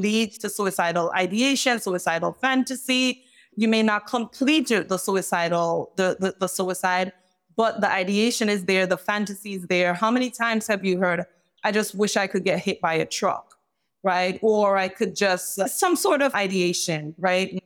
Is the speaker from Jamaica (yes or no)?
yes; Jamaica; moved away; I'm from Jamaica